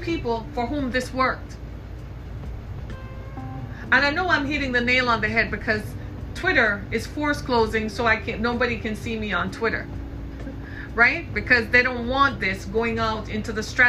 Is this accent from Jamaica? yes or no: yes; Jamaica; I grew up in the British Caribbean in Jamaica